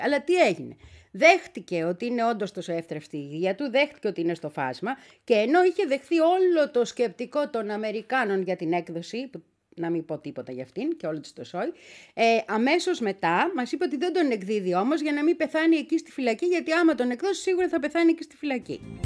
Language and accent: Greek; Greece; ήμουνα και εγώ από την Ελλάδα